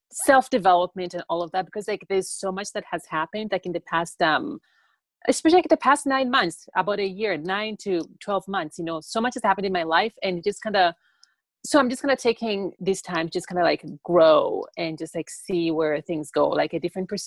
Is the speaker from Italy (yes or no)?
no; Tanzania; born there; I was born in Tanzania and then I got adopted by um, my white dad who is single.